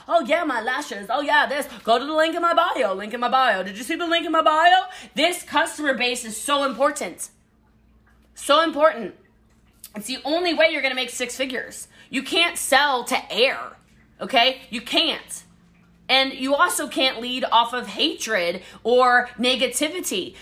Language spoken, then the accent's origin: English; Hawaii, United States; I am Hawaiian